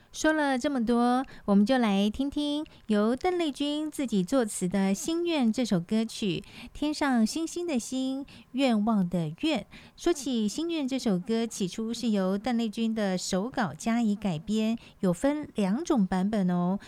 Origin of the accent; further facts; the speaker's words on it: Taiwan; 我们这个台湾人